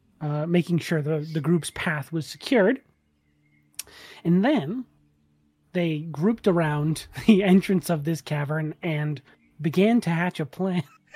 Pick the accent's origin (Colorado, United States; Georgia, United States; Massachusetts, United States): Massachusetts, United States; I'm just much louder because I'm from Massachusetts.